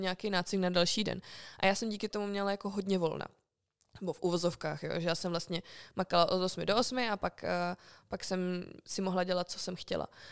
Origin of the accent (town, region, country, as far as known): Czechia